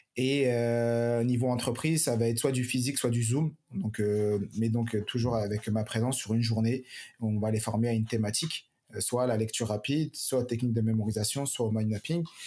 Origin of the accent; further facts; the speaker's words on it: Paris, Île-de-France, France; moved away as an adult; now in Montpellier, France; moi j'ai grandi à Paris, je travaillais à Paris, je suis arrivé il y a 4 ans sur Montpellier